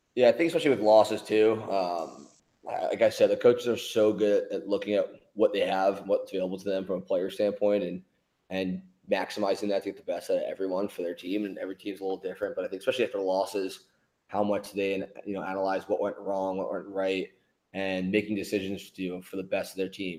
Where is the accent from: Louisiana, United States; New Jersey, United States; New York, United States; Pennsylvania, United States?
Pennsylvania, United States; Philadelphia; I love that I'm from Philly.